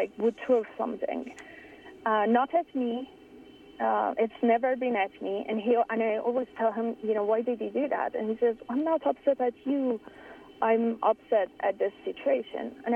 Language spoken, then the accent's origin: English; Iran; moved away; I grew up in Iran